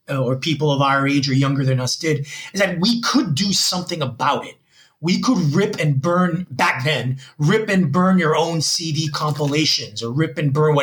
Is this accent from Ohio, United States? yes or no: no; Union City, New Jersey, United States; now in Gwangju, South Korea; I was born in Union City, New Jersey in 1975.